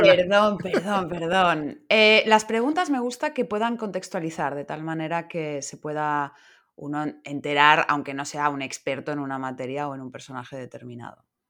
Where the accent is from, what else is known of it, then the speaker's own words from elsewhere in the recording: Madrid, Community of Madrid, Spain; moved away as an adult; now in Barcelona, Spain; soy madrileña